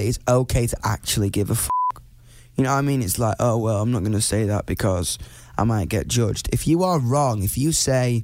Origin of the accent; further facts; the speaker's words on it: United Kingdom; me being a British person